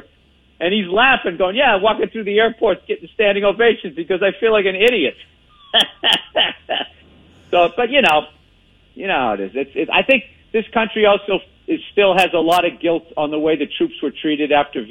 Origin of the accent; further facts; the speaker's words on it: Boston, Massachusetts, United States; accent: Boston; a Boston accent